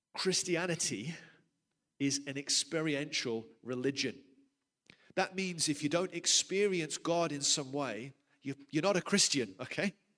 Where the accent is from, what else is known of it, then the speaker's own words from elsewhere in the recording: United Kingdom; moved away as an adult; now in South Africa; I'm from the UK originally.